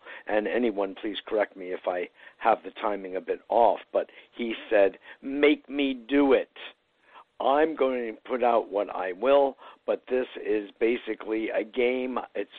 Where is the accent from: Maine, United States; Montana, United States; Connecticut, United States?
Connecticut, United States; also born or lived in New York; I was born in New York and raised in Connecticut